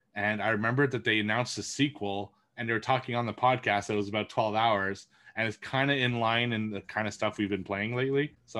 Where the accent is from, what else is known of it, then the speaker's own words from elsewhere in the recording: Montreal, Quebec, Canada; moved away; I went to my hometown for the first time in like over a year.